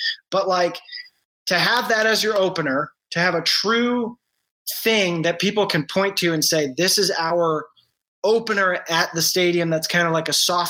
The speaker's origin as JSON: {"language": "English", "region": "New England", "country": "United States", "tie": "born or raised there", "said": "okay, I grew up in New England. So it's like, okay, you know, you want to go up to Boston this weekend and watch the Red Sox."}